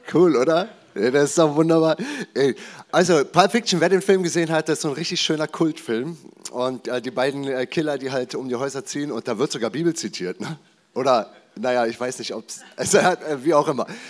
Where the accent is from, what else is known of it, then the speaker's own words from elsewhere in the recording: Germany; bin ich als Deutscher auf die Welt gekommen